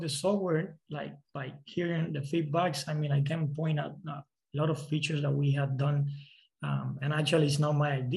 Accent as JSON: {"language": "English", "country": "Cuba", "moved": "yes", "said": "I'm from Cuba"}